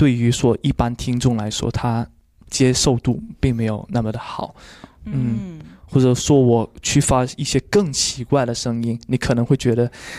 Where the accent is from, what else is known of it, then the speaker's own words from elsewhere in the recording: Guangdong, China; 我是广东人，